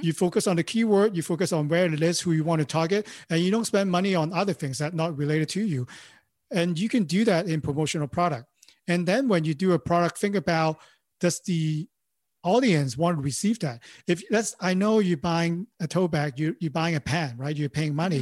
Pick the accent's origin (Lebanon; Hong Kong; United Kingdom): Hong Kong; English is a second language; moved away as an adult; now in Los Angeles, United States; I born and raised in Hong Kong, you know, I speak Cantonese and, and, uh, you know, Mandarin.